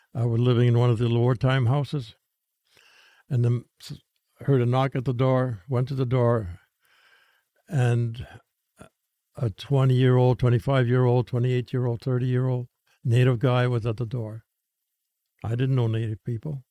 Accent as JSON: {"language": "English", "area": "Prud'homme", "region": "Saskatchewan", "country": "Canada", "said": "I'm from Pruitt, Holmes, Saskatchewan"}